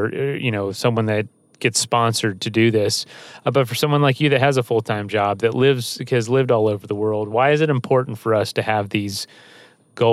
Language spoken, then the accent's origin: English; the South, United States; I'm from the South